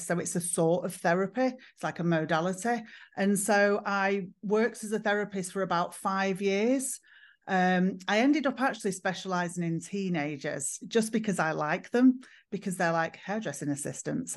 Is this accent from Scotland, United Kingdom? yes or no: no; Manchester, North West England, United Kingdom; I'm from England. I'm from the north of England. I'm from Manchester